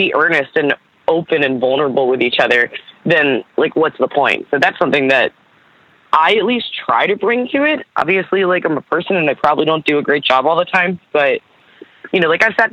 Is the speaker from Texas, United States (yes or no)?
no; Baltimore, Maryland, United States; born or raised there; also born or lived in Camden, New Jersey